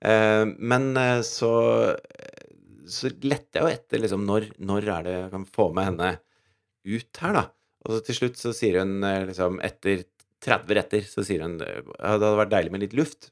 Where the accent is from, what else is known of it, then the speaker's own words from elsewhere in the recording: Norway; som nordmann